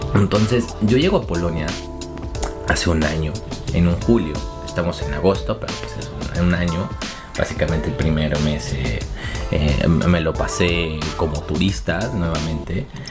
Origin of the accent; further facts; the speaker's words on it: Mexico; moved away as an adult; also born or lived in Poland; now in Kraków, Poland; yo salí de México